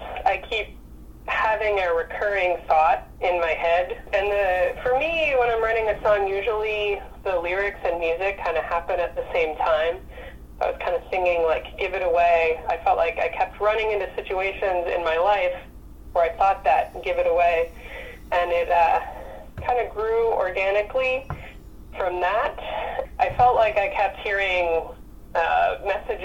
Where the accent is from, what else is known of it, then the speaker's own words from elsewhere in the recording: Rhinebeck, New York, United States; moved away as an adult; also born or lived in Boston; now in Portland, United States; I grew up right in Rhinebeck